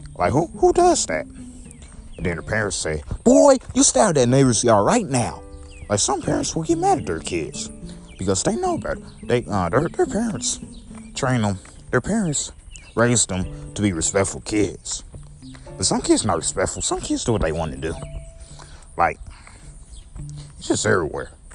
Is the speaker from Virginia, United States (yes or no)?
no; St. Louis, Missouri, United States; also born or lived in Belleville, Illinois; I came to St. Louis when I was nine years old, so uh, I've been in St. Louis my whole life